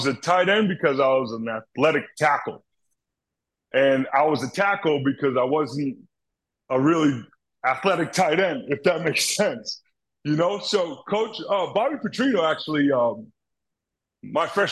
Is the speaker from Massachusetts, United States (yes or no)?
yes; Boston, Massachusetts, United States; I'm from Boston